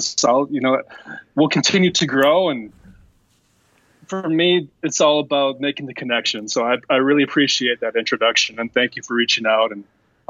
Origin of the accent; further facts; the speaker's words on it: United States; I'm from the United States